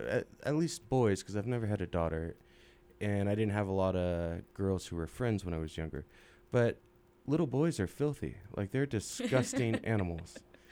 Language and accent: English; California, United States; moved away as an adult; now in Utah, United States; I came out from California.